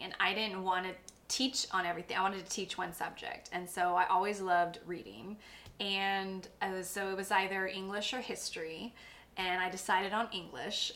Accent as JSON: {"language": "English", "town": "Corpus Christi", "region": "Texas", "country": "United States", "said": "I come from Corpus, I come from a certain part of Corpus, I'm Mexican American"}